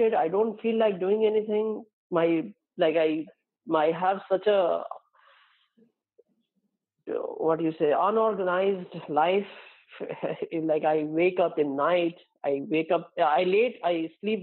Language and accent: English; India; my brother also living in my hometown with my parents